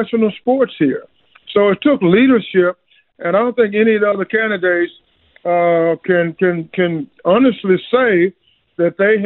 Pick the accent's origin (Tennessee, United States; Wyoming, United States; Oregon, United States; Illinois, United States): Tennessee, United States; Memphis; my hometown, Memphis, Tennessee